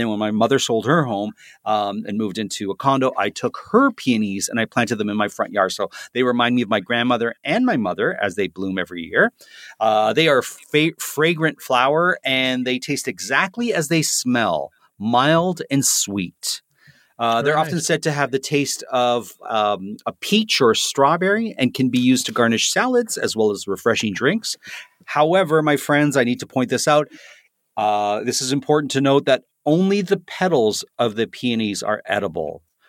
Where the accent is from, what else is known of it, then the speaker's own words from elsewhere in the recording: Toronto, Ontario, Canada; First one is not a flower that's native to my hometown of Toronto, Canada, but it is a flower that certainly grows here in Canada.